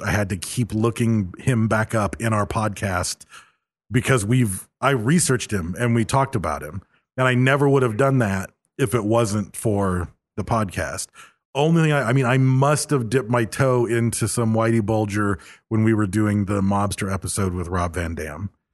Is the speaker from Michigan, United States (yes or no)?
yes; Michigan, United States; I'm from Michigan